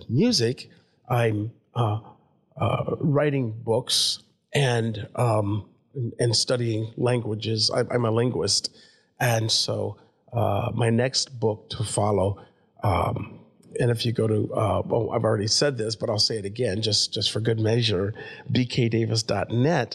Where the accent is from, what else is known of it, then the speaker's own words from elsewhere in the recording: Davenport, Iowa, United States; moved away; also born or lived in Europe; my life growing up in Davenport, then over to Europe, then all around the globe